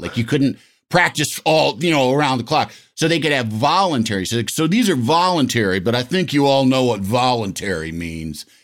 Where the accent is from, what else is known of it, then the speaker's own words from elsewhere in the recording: Yorkville, Illinois, United States; moved away; I'm from Yorkville